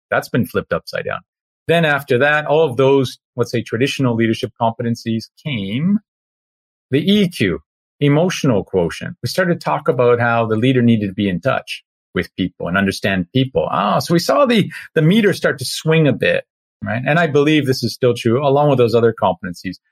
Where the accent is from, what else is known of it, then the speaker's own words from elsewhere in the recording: Canada; an ice hockey player growing up in Canada